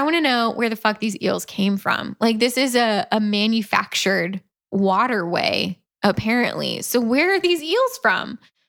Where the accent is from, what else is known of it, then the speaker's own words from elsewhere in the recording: Central Florida, United States; moved away; And I'm from Central Florida